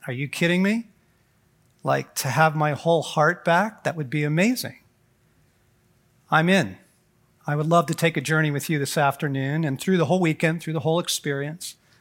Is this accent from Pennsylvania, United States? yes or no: no; Southern California, United States; moved away as an adult; now in Colorado, United States; I was raised in Southern California.